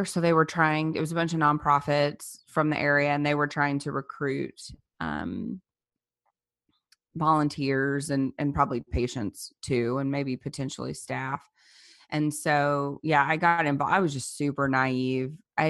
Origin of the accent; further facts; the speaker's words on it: Louisiana, United States; I grew up in South Louisiana, and there were no abortion clinics